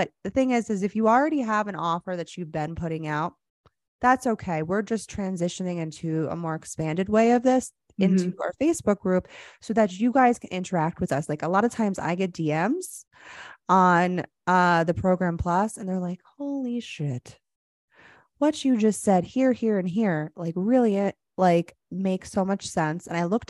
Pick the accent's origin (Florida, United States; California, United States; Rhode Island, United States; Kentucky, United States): Florida, United States; I grew up in Florida.